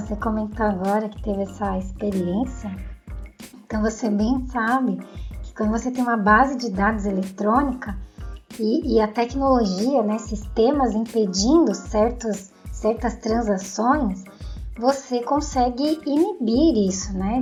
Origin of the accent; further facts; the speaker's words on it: São Paulo, Brazil; eu sou de São Paulo